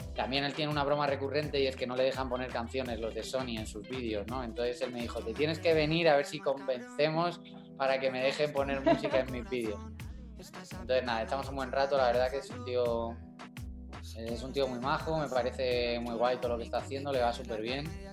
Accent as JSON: {"language": "Spanish", "town": "Madrid", "region": "Community of Madrid", "country": "Spain", "said": "el madrileño"}